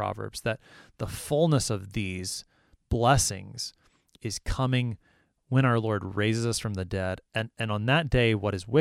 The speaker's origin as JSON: {"language": "English", "country": "United States", "said": "I am an American"}